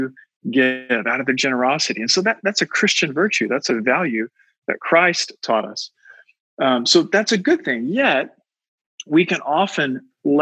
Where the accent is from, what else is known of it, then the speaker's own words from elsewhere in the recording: United States; to me as an American